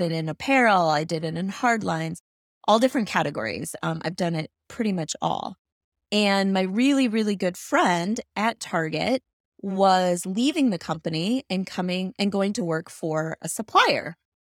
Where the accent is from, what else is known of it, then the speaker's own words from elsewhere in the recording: Chicago, Illinois, United States; when I grew up in Chicago, my favorite place to visit was the Shedd Aquarium in downtown Chicago